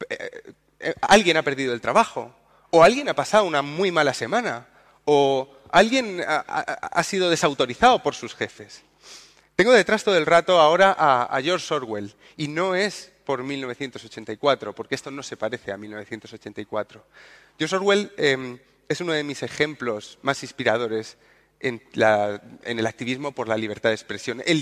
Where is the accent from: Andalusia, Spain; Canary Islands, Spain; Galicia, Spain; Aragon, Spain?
Andalusia, Spain; Yo no soporto que se metan con mi, región. Yo soy andaluz